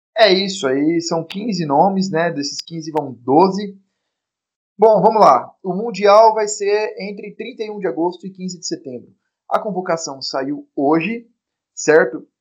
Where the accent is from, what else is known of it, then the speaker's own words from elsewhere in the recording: Bauru, São Paulo, Brazil; moved away as an adult; now in São Paulo, Brazil; eu morei minha vida inteira em Bauru